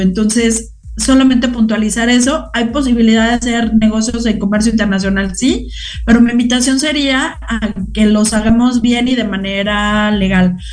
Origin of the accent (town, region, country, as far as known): Mexico